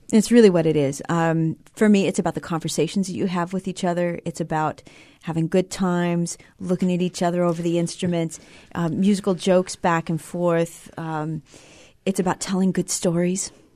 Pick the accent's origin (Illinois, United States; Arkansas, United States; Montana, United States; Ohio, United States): Montana, United States; Billings; I grew up in Billings, Montana